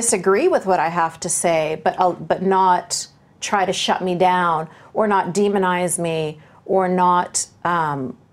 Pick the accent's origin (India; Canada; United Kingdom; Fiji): Canada; Vancouver, British Columbia; my hometown of Vancouver, BC